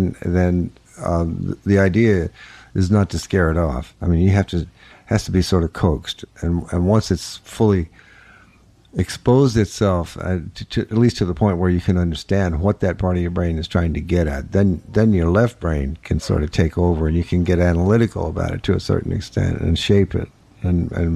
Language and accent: English; New Orleans, Louisiana, United States; moved away; New Orleans